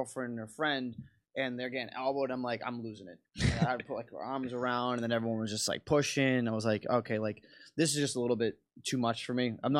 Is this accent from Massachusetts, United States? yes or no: yes; North Shore, Massachusetts, United States; moved away as an adult; also born or lived in Boston, Massachusetts; now in Philadelphia, United States; I grew up in the North Shore